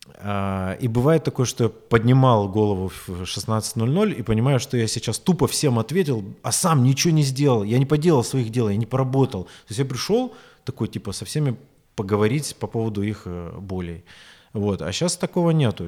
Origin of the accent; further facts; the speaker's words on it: Rostov-on-Don, Rostov Oblast, Russia; also born or lived in Moscow; я возвращаюсь в Ростов